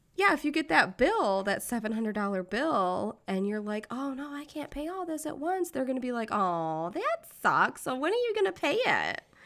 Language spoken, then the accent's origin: English; United States; I'm American